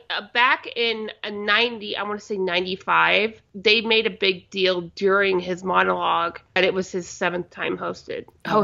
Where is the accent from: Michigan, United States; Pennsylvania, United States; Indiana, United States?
Indiana, United States; moved away; also born or lived in Chicago; I grew up with it in Indiana